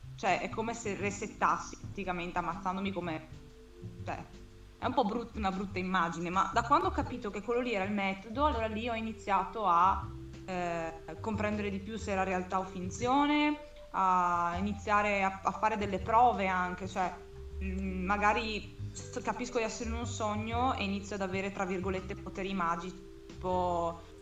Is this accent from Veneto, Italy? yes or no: yes; Verona, Veneto, Italy; ho 23 anni, sono di Verona